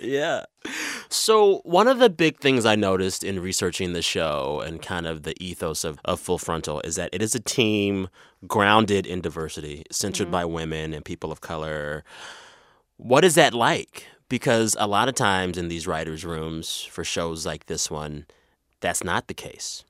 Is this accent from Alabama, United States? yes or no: no; San Antonio, Texas, United States; moved away; I'm from San Antonio, and that city is two thirds Latino